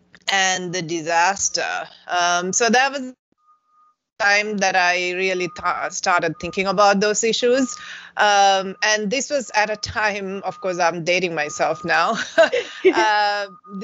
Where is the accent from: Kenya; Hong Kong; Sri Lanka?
Sri Lanka; moved away as an adult; now in Madison, United States; growing up in Sri Lanka and working there